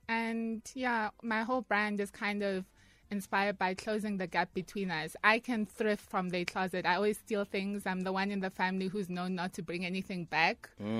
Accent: Soweto, Gauteng, South Africa; So I'm from Orlando East.

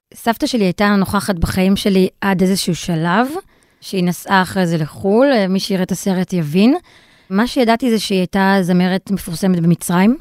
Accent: Israel; כי גדלתי בישראל, ואבא שלי וסבתא שלי דיברו ערבית לידי

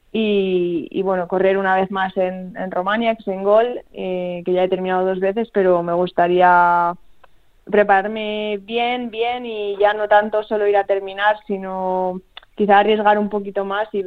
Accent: Spain; siendo española ir para allá no es tan fácil como ser de allí

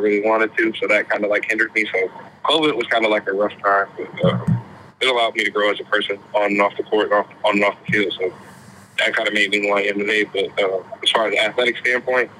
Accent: Muskegon, Michigan, United States; I'm just from Muskegon, so like 30 minutes away

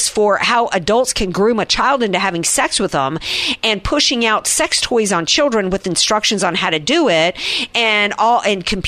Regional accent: the South, United States; I come from the South where everybody, I was like a rarity to have blonde hair

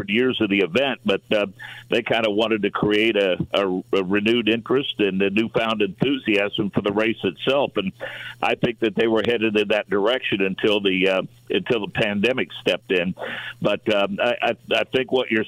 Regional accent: Monrovia, Indiana, United States; kid from Monrovia, Indiana

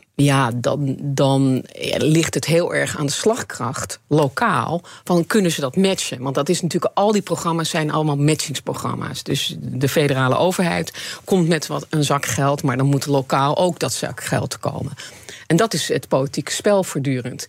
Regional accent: Netherlands; ik realiseer me niet hoe Nederlands ik ben

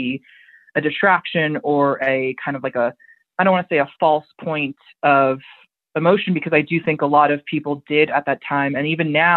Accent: United States; I'm an American

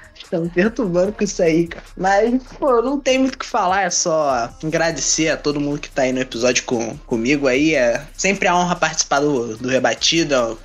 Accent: Rio de Janeiro, Brazil; eu sou carioca

